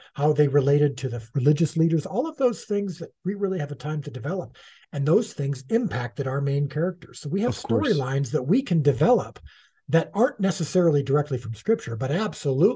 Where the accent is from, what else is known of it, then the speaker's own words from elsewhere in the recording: United States; as an American Gentile